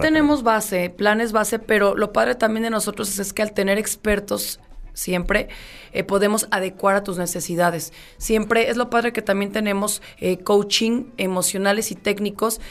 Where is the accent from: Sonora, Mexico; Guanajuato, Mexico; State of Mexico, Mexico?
Guanajuato, Mexico; León; soy de León